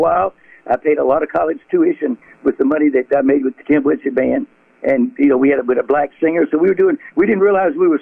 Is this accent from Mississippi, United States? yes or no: yes; Mathiston, Mississippi, United States; also born or lived in Moorhead, Mississippi / Belzoni, Mississippi; the little town of Matheson